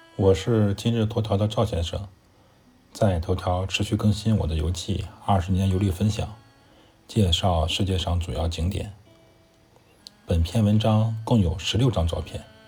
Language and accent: Chinese; China; 我们中国人